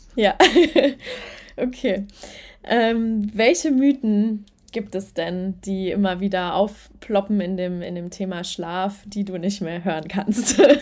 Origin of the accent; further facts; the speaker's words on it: Germany; bei uns in Deutschland